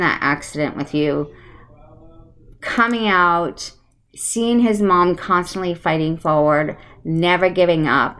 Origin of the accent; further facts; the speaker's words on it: Connecticut, United States; moved away; I grew up on the East Coast in Connecticut, so I am an East Coaster, and sometimes you hear my accent come out.